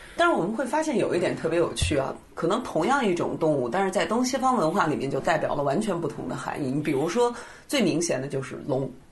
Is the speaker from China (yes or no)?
yes; China; 我们中国人